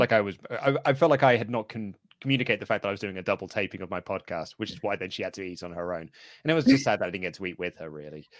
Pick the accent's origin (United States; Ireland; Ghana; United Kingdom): United Kingdom; I'm British